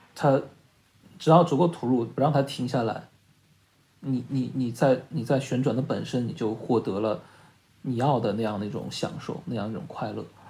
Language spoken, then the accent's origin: Chinese; Shanghai, China; 因为我是上海人嘛